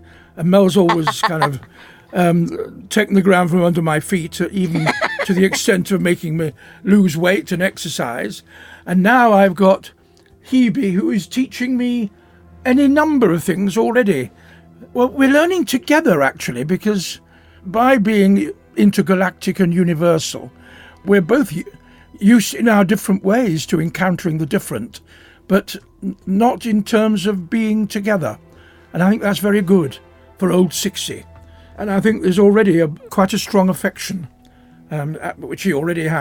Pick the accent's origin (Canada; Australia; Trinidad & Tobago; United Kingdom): United Kingdom; Rochdale, North West England; We're both northerners. I'm from Rochdale